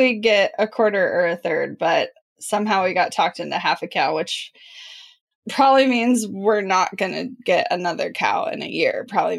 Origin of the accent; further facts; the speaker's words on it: Midwest, United States; I am from the Midwest and have a lot of small town things that happen to me.